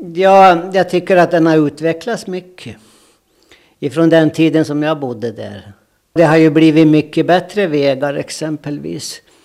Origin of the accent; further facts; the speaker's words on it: Jomala, Åland, Åland Islands; accent: Åland dialect; moved away as an adult; now in Sweden; Jag är född i Kungsö, Jomala Kungsö